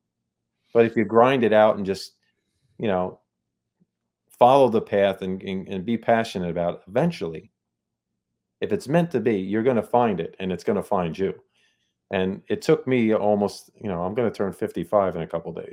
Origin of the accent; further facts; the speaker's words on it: New Jersey, United States; I'm from Jersey